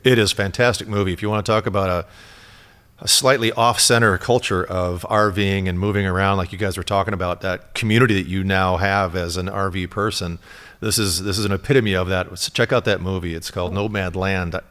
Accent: Michigan, United States; also born or lived in Elkhart, Indiana; I'm from Michigan

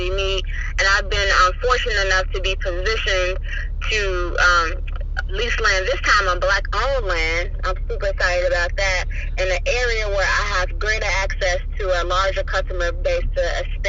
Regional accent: Chicago, Illinois, United States; moved away as an adult; now in North Carolina, United States; I was born and raised in Chicago on the southeast side

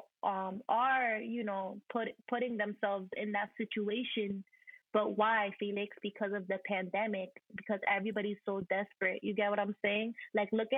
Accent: Perth Amboy, New Jersey, United States; I'm from Perth Amboy

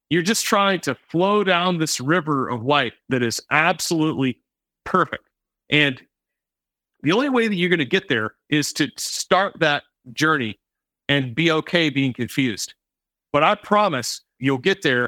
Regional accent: the American South, United States; I grew up in the American South

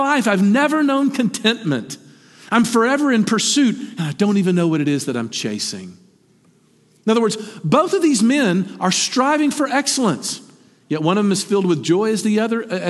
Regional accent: the South, United States; we grew up in the South, or what Flannery O'Connor called the Christ-haunted South

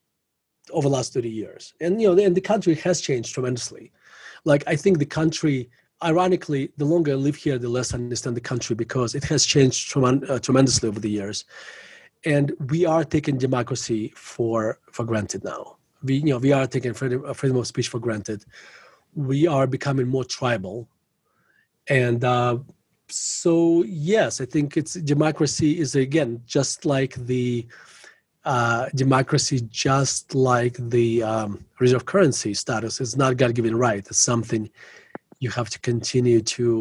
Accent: Russia; now in Denver, United States; growing up in Russia, like, you know, you become skeptical, you know, in Soviet Russia

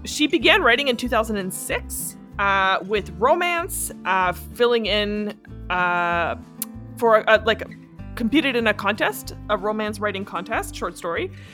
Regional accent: Canada; in Canada we say lieutenant.

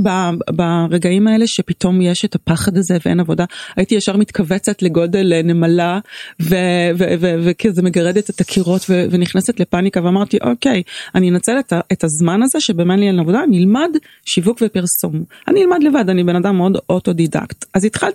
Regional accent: Tel Aviv, Tel Aviv District, Israel; born or raised there

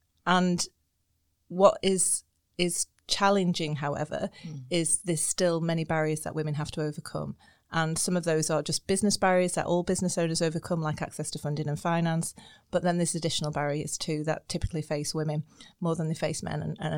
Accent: Blackpool, North West England, United Kingdom; moved away as an adult; also born or lived in Edinburgh / Sydney; now in Northern Ireland, United Kingdom; So I grew up in Blackpool.

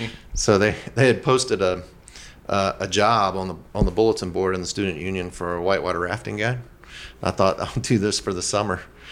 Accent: Aberdeen, North Carolina, United States; also born or lived in Richmond, Virginia / Weaverville, North Carolina; I grew up in Pinehurst, North Carolina, outside of Pinehurst, in a little town called Aberdeen, in Moore County. And it was basically a farm.

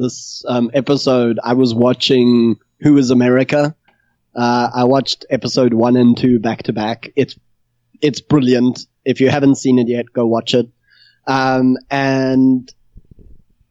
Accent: South Africa; I'm South African

